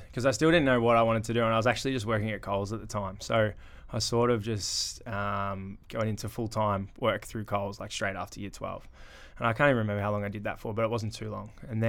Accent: Horsham, Victoria, Australia; also born or lived in Ballarat; So growing up in Horsham, went to school, St. Michael's. Cruisy primary school, but I did live in Ballarat for up until year three, I think it was. And then I went to Horsham, so grade three or four, I can't quite remember which one it was.

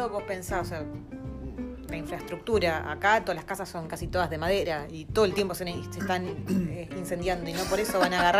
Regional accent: Buenos Aires, Argentina; moved away as an adult; now in Wellington, New Zealand

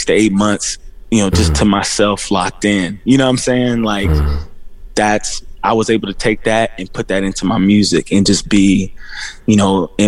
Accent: Indianapolis, Indiana, United States; moved away as an adult; also born or lived in Los Angeles; I came from Warren Central High School

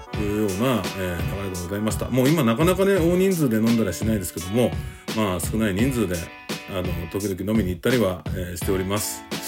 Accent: Nara, Japan; moved away; 実はね奈良育ちなんですけども

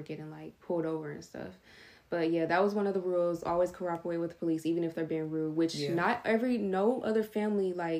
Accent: United States; Being a black kid growing up in America

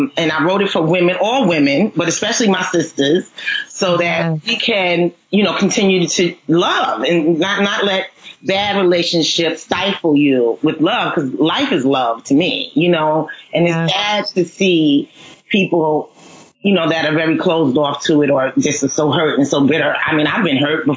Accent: New York City, New York, United States; I'm in Brooklyn. I'm from Brooklyn, New York. I love it here

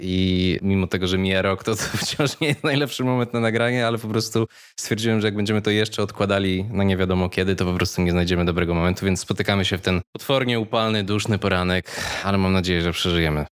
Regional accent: Łódź, Łódź Voivodeship, Poland; moved away as an adult; ja się wychowywałem w chyba tej najgorszej Łodzi

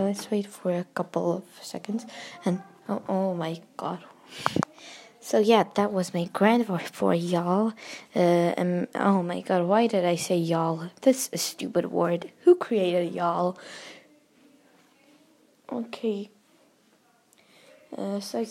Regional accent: United States; accent: American; my American accent

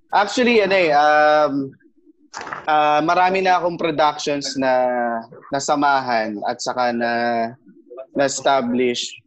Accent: Isabela, Cagayan Valley, Philippines; now in Manila, Philippines

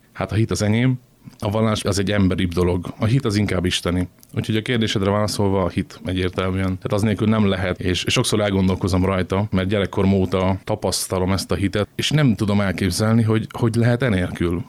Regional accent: Kecskemét, Bács-Kiskun, Hungary; moved away as an adult; now in Szeged, Hungary; én kecskeméti vagyok, ide kerültem, mert ide küldtek

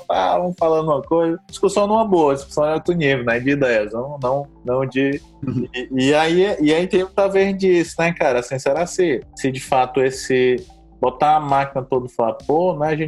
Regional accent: Sobral, Ceará, Brazil; also born or lived in Fortaleza; now in São Paulo, Brazil; eu lembro bem quando eu saí lá de Sobral, né? Pra vir morar em Fortaleza e depois mais em São Paulo

